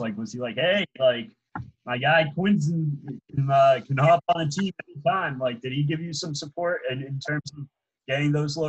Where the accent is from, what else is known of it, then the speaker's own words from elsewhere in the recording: Boston, Massachusetts, United States; I'm from Boston